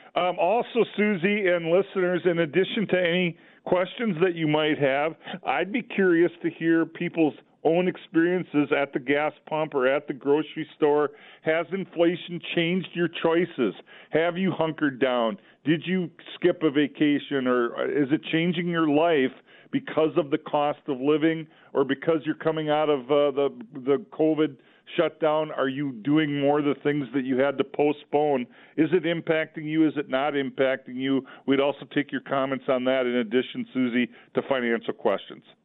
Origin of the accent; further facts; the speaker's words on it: Olivia, Minnesota, United States; I grew up in Olivia, Minnesota